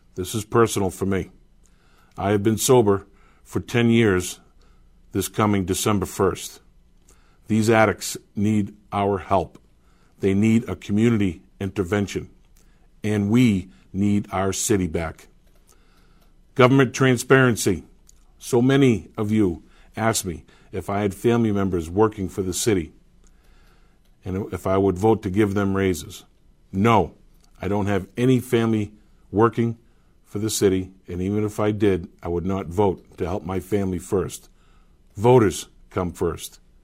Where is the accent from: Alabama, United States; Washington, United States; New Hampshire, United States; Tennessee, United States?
New Hampshire, United States; Manchester; I was born and raised here in Manchester, lived here my entire life.